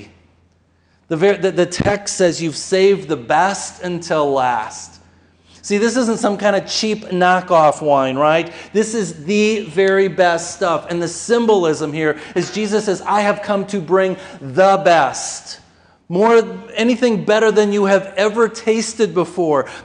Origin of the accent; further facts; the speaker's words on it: Austin, Minnesota, United States; I grew up in Austin, Minnesota